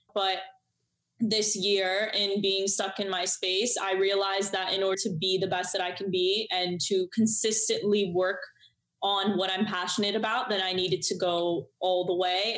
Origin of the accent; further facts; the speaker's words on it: Miami, Florida, United States; I grew up in Miami.